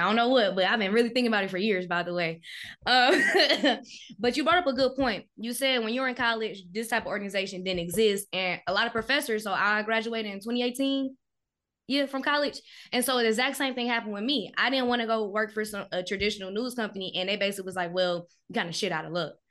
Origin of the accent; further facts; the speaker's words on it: Milwaukee, Wisconsin, United States; I'm from Milwaukee